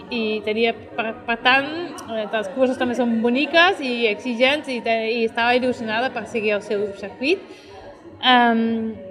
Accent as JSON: {"language": "Catalan", "region": "Catalonia", "country": "Spain", "said": "Jo soc catalana, em considero catalana"}